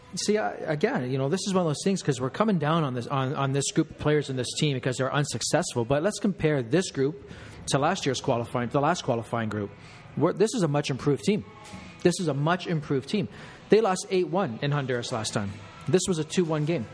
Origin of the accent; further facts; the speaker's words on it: Canada; we're Canadian